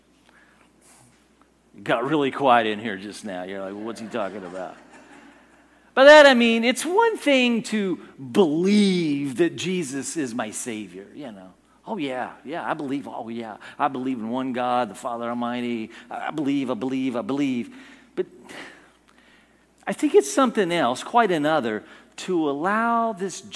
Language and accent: English; United States; I'm an American